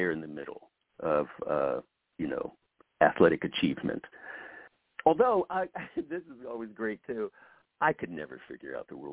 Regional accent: Ohio, United States; they have they have their their families and their lives back in Ohio. I'm from Ohio.

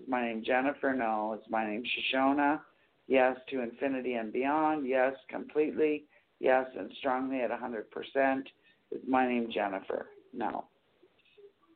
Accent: Bruderheim, Alberta, Canada; I come from, you know where the refineries are? At Bruderheim?

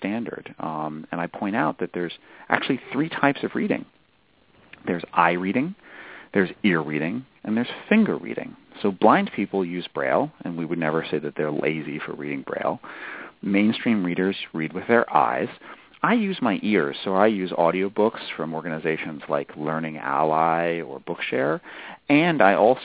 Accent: New Hampshire, United States; I'm from New Hampshire, which is where I grew up

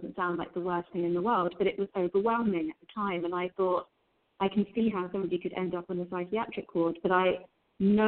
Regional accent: London, United Kingdom; I grew up in London in the UK with first-generation immigrant Indian parents

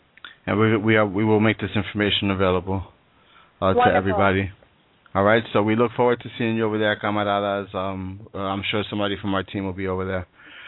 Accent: New York City, New York, United States; That is my hometown.

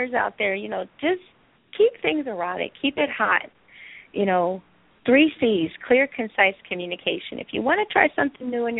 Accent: Cleveland, Ohio, United States; I was raised in a Jewish neighborhood in Cleveland. And the C is to remember that I came from C-Town. I came from Cleveland.

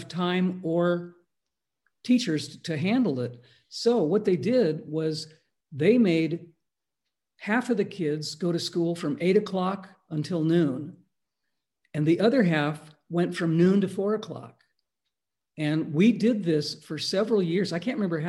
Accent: Palos Verdes, California, United States; I went to school in LA County in a place called Palos Verdes.

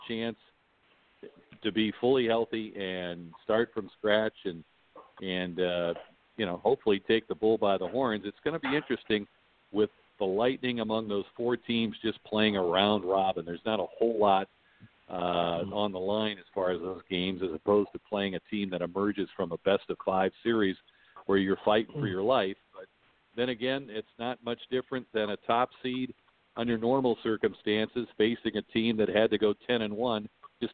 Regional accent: Dayton, Ohio, United States; moved away as an adult; also born or lived in Rochester, New York; I grew up in Dayton, Ohio, and stayed in state for college.

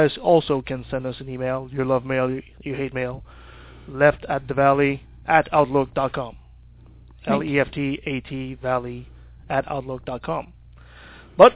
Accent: Quebec City, Quebec, Canada; My hometown.

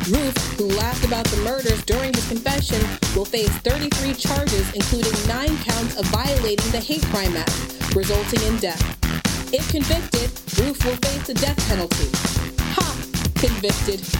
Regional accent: Oakland, California, United States; my hometown of Oakland, California

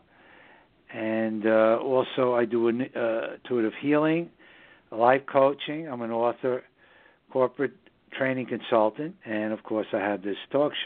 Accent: New York City, New York, United States; now in southern Hudson Valley, United States; New York City, my hometown

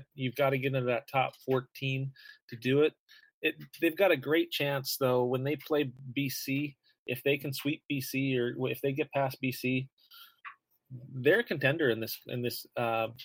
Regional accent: Grand Forks, North Dakota, United States; it's from my hometown

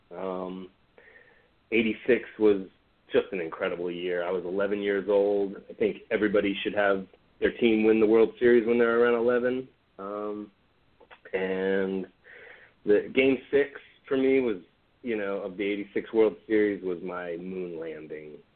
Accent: Long Island, Suffolk County, New York, United States; moved away as an adult; I grew up on Long Island, Suffolk County

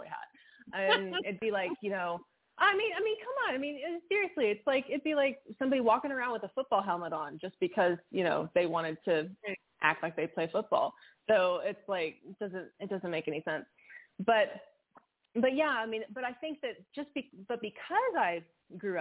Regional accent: West Texas, United States; I'm from West Texas. I'm born and raised West Texas girl

